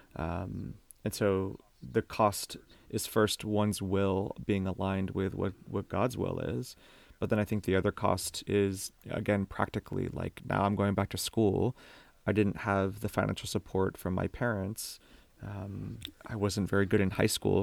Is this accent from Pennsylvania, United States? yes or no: no; Miami, Florida, United States; I grew up in Miami, Florida